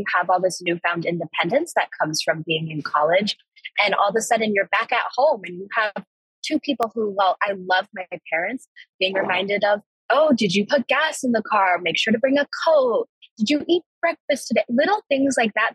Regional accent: Evergreen, Colorado, United States; Being from Colorado, I'm from Evergreen, Colorado, which is about like an hour, hour and a half away from here.

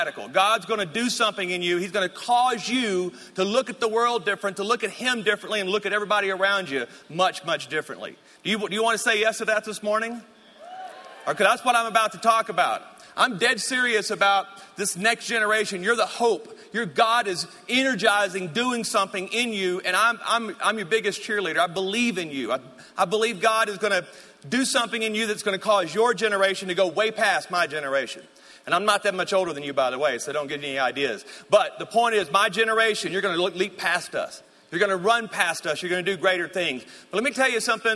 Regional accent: Shreveport, Louisiana, United States; also born or lived in Texas; now in Colorado, United States; I was born and raised there in Shreveport, North Louisiana

